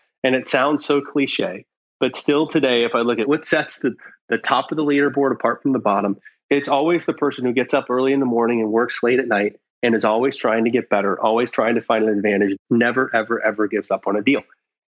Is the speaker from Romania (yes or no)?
no; Iowa, United States; now in California, United States; And so when I came out to California from Iowa, one of my first jobs was with the startup.